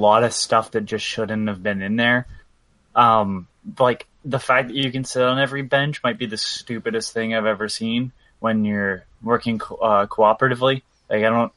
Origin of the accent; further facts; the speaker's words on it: Canada; as a Canadian